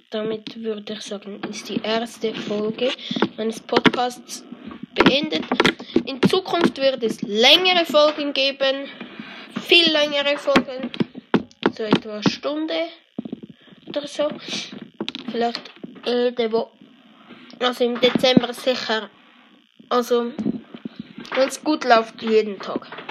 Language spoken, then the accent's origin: German; Zurich, Switzerland; Ich bin Schweizer. Ich komme aus Kanton Zürich.